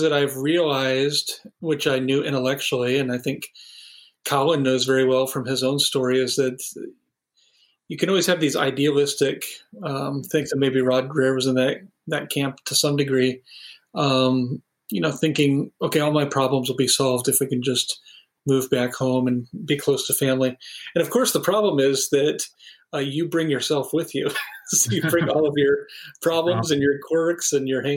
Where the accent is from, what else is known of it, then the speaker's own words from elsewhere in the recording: Sioux City, Iowa, United States; moved away as an adult; also born or lived in Minneapolis / Chicago; now in Sioux City, United States; My wife and I grew up in Sioux City